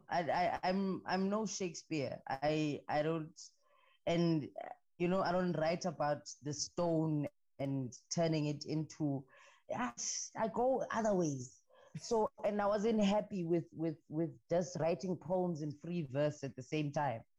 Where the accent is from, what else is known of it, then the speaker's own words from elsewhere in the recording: Ngaleni and Port Elizabeth, Eastern Cape, South Africa; also born or lived in Tabankulu; I grew up between PE and in Ngaleni